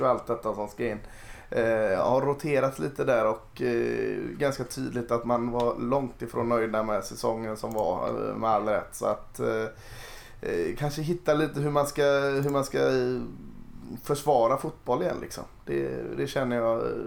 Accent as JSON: {"language": "Swedish", "town": "Gothenburg", "region": "Västra Götaland", "country": "Sweden", "said": "det är jag som är göteborgare"}